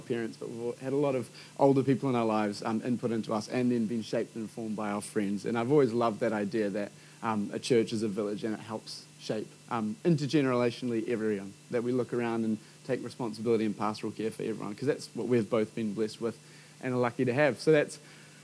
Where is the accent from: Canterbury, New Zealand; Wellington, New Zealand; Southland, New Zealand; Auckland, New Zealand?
Auckland, New Zealand; Hibiscus Coast; I grew up on the Hibiscus Coast